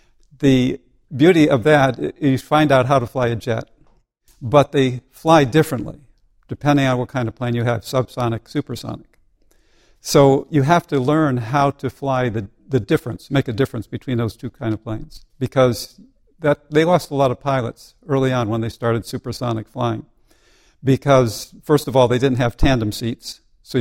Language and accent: English; Seymour, Connecticut, United States; Seymour, Connecticut was the place where I grew up